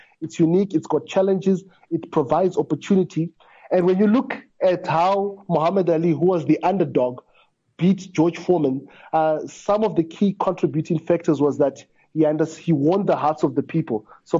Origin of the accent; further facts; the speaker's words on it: Zimbabwe; now in South Africa; I was born and bred in Zimbabwe, I'm based in South Africa